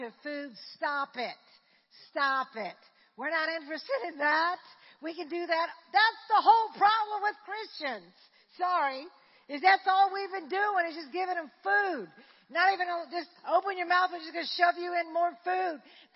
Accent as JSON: {"language": "English", "town": "Slidell", "region": "Louisiana", "country": "United States", "tie": "born or raised there", "said": "I grew up in Slidell."}